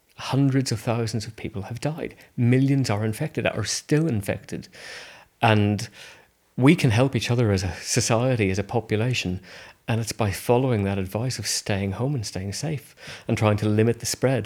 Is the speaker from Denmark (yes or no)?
no; Belfast, Northern Ireland, United Kingdom; moved away; I grew up in Northern Ireland in Belfast